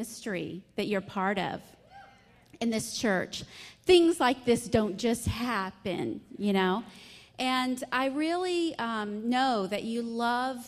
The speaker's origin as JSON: {"language": "English", "region": "the South", "country": "United States", "accent": "Southern", "said": "from my strong accent and my sweet smile, I'm a Southern belle"}